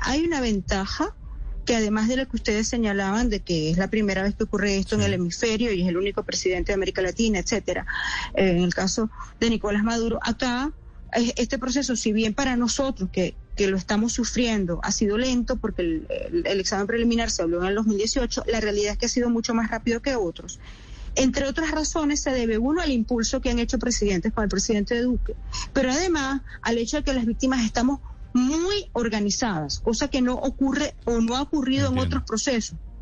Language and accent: Spanish; Venezuela; somos víctimas los venezolanos